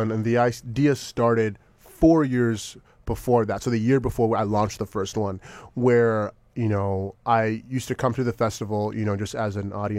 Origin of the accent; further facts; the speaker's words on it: Jamaica; now in Los Angeles, United States; I'm a Jamaican through and through, so vegan.